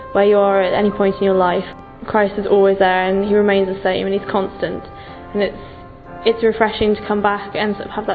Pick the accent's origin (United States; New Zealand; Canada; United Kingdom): United Kingdom; England; I'm 19, I'm from England